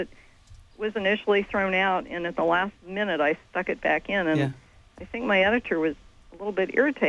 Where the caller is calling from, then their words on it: Tennessee, United States; I'm in Tennessee right